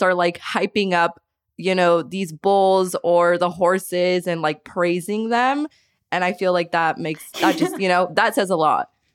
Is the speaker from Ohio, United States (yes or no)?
no; Caldwell, Idaho, United States; I grew up in Caldwell and it just was never an opportunity for me to go